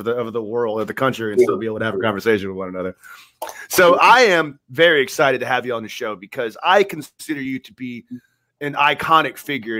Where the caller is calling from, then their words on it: Tampa, Florida, United States; Well, I'm in Florida. I'm in Tampa, Florida, and Kevin is in New Jersey.